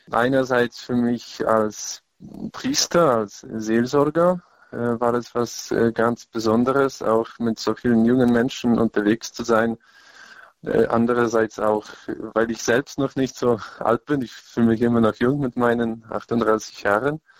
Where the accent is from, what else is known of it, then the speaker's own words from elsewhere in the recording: Lesser Poland, Poland; in Krakau. Es war für mich ganz wichtig, in meiner Heimat und auch in der Stadt, wo ich meine theologische Ausbildung gemacht habe.